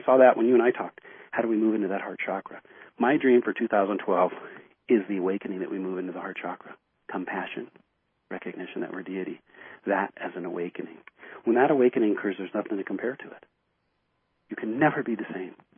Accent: United States; here I'm an American.

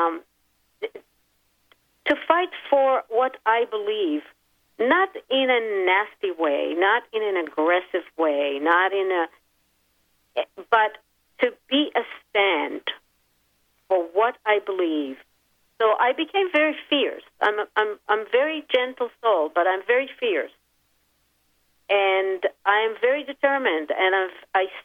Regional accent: Israel; moved away; I grew up in Israel, so I remember wars since I was a very young child

